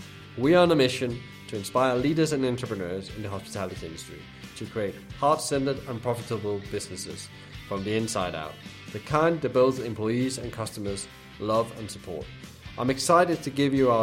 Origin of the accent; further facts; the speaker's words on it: Denmark; moved away; I'm originally from Denmark